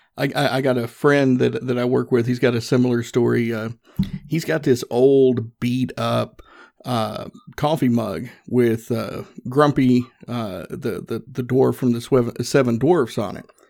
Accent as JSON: {"language": "English", "region": "the South", "country": "United States", "tie": "born or raised there", "accent": "country", "said": "growing up in the South, I grew up Southern Baptist"}